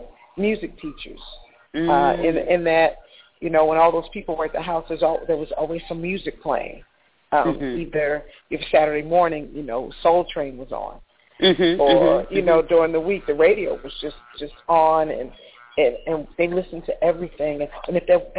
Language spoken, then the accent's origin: English; Chester, Pennsylvania, United States; moved away; also born or lived in Atlanta; I grew up in Chester, Pennsylvania, 9 miles south of Philadelphia.